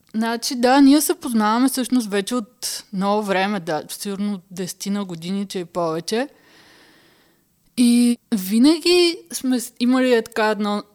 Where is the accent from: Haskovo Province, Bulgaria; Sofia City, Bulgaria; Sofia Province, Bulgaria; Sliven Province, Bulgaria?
Haskovo Province, Bulgaria; Haskovo; now in Berlin, Germany; Аз нали съм от Хасково